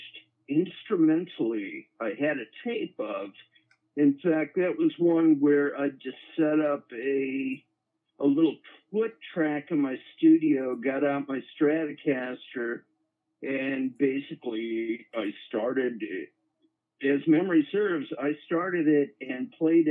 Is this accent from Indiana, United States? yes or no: yes; Indiana, United States; growing up in Indiana, in the fifth grade, they started me out on a big string bass